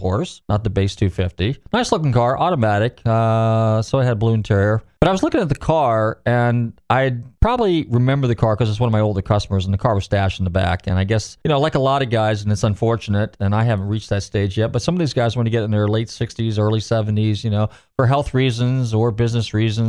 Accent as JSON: {"language": "English", "region": "California", "country": "United States", "tie": "born or raised there", "moved": "yes", "lives_now": "Pinellas County, Florida, United States", "said": "I grew up in California, so I was there when all that stuff was going on in the 70s"}